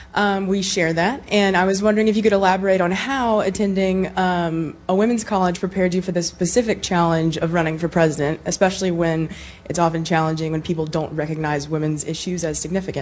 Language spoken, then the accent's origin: English; Rock Hill, South Carolina, United States; also born or lived in Decatur, Georgia; I am from Rock Hill, South Carolina, and I had the privilege and delight of attending Agnes Scott College in Decatur, Georgia, a women's college.